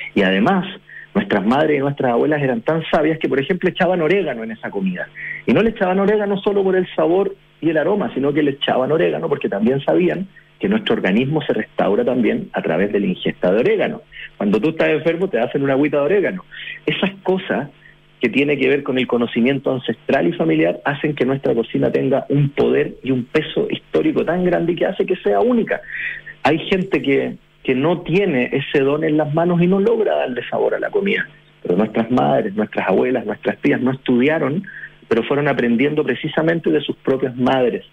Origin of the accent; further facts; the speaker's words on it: Chile; como chilenos